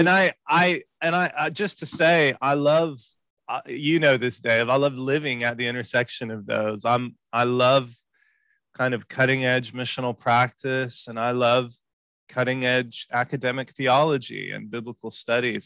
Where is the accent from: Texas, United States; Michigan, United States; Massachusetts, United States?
Texas, United States; Houston; I was born in Houston, in Texas, and um, grew up there